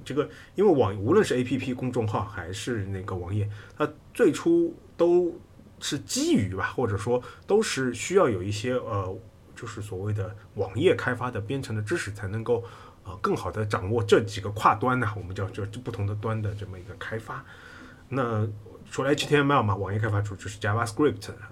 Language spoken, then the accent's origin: Chinese; China; 我们中国人